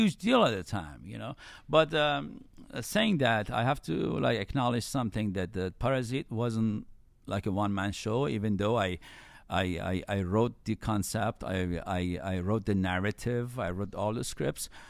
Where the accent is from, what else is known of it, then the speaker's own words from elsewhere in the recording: Iran; moved away; I was born in Iran and then grew up in nineties in Iran